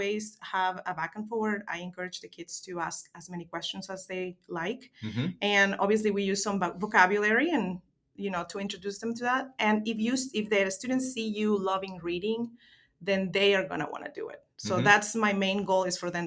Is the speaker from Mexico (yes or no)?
yes; Mexico; moved away as an adult; now in North Carolina, United States; I was born and raised in Mexico, in a beautiful coastal city near the Gulf of Mexico